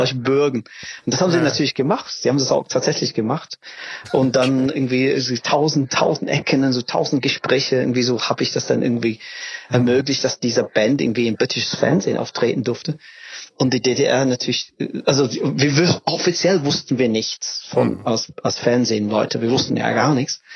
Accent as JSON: {"language": "German", "region": "England", "country": "United Kingdom", "second_language": "German", "moved": "as an adult", "lives_now": "Berlin, Germany", "said": "ich komme aus England"}